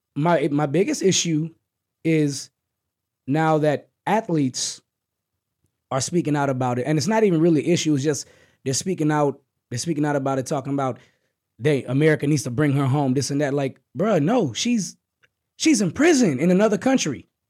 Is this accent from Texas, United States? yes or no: yes; Texas, United States; we're from Texas